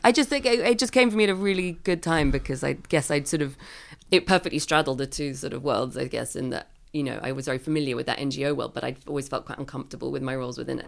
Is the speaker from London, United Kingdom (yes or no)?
yes; London, United Kingdom; I grew up in London